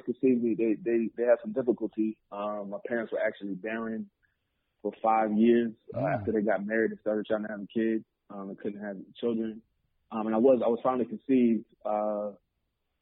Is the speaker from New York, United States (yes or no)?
yes; Mount Vernon, New York, United States; also born or lived in Cleveland, Ohio; my family moved to Mount Vernon when I was young